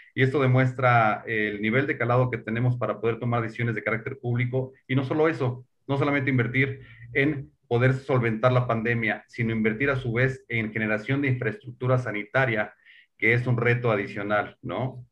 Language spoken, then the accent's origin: Spanish; Mexico; nosotros como mexicanos